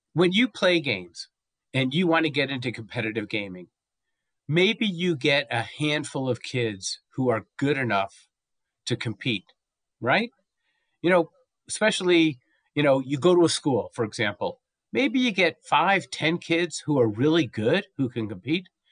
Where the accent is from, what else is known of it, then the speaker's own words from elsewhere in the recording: Los Angeles, California, United States; now in Santa Fe, United States; I was from Southern California for many years, uh, Los Angeles, uh, but now I live in Santa Fe, New Mexico